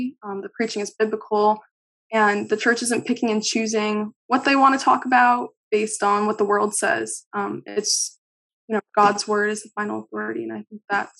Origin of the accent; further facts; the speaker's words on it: Williamsburg, Virginia, United States; moved away as an adult; now in Boston, United States; I'm from Williamsburg, Virginia.